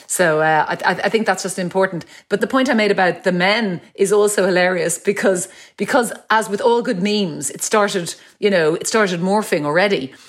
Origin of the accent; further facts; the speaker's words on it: Ireland; as Irish people